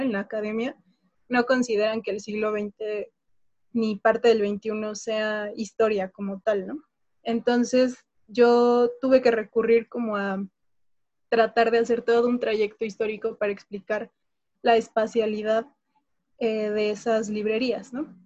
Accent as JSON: {"language": "Spanish", "country": "Mexico", "said": "soy historiadora, soy mexicana"}